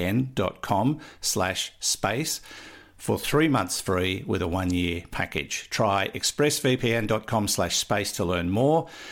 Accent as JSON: {"language": "English", "country": "Australia", "said": "I'm Australian"}